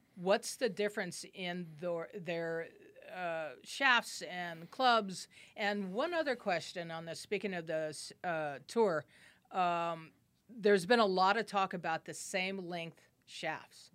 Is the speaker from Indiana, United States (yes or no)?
no; Albuquerque, New Mexico, United States; I grew up here in Albuquerque